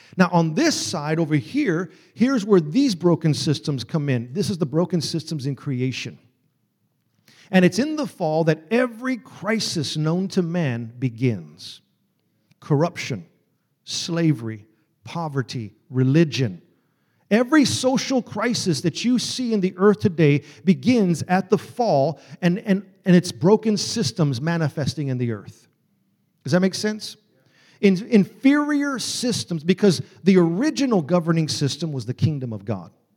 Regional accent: Texas, United States; I'm from Texas, y'all

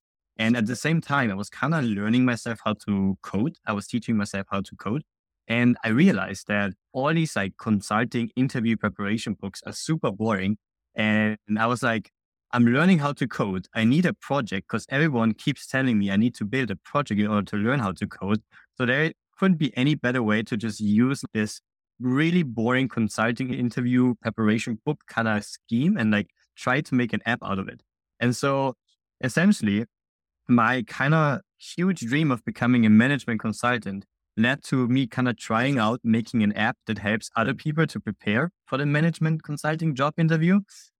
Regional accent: Austria; now in Digital nomad, no fixed country; I'm originally from Austria, now kind of digital nomading around the world

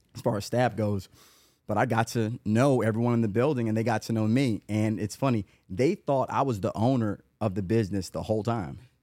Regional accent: Atlanta, Georgia, United States; also born or lived in Los Angeles / Chicago; was born in Los Angeles. Dad is from Tuskegee. Lived in Chicago some. Uh, but I've been in Atlanta since ninety-eight. And I went to, and, and the, anybody that listens to this, they hear the names like North Atlanta High School, graduate

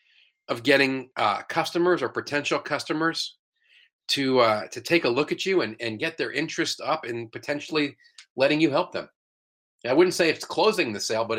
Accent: New York, United States; moved away as an adult; now in St. Louis, United States; I'm originally from New York. I've been in St. Louis about 25 years

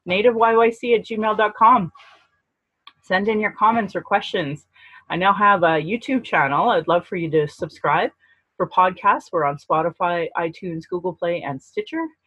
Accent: Calgary, Alberta, Canada; I acknowledge my DNA lineage and that I was born here in Calgary

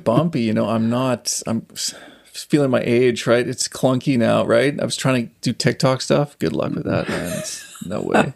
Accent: Saskatchewan, Canada; also born or lived in Calgary; now in Vancouver, Canada; I grew up on a farm in Saskatchewan

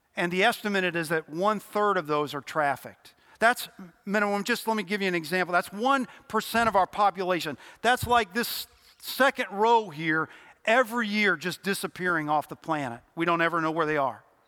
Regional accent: Louisville, Kentucky, United States; moved away as an adult; also born or lived in Cincinnati, Ohio / Nashville, Tennessee / East Tennessee; very quickly after I was born, nine months, we moved to Louisville, Kentucky, where I grew up.

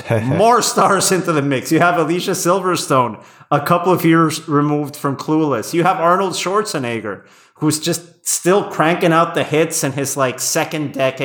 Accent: Querétaro, Mexico; I remember I was living back in my hometown in Mexico when this came out. It was probably the first film I saw at Cinepolis's first location in Querétaro, in my hometown, not too far from my grandparents' house.

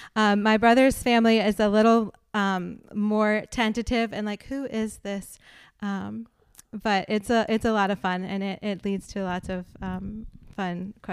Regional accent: Fort Benning, Georgia, United States; also born or lived in North Carolina; I was born in Fort Bragg, North Carolina, moved a few times, but then landed in Fort Benning, Georgia when I was 10.

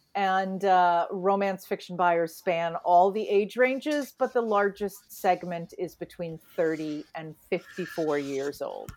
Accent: New England, United States; I was raised in New England, in Puritan New England

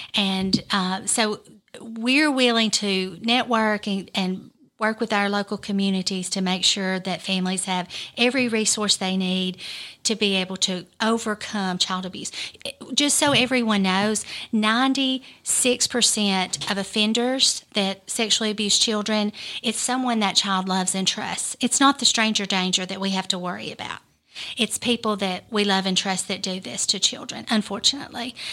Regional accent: United States; I'm born and raised in Lawrence County

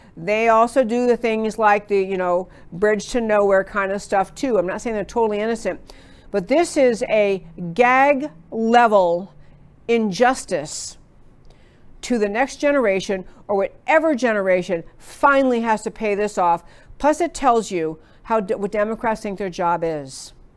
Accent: Texas, United States; I'm from Texas

